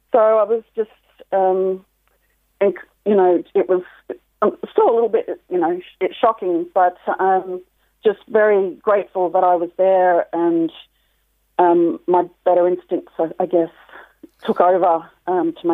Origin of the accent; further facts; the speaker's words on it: Australia; now in Ireland; actually from Australia.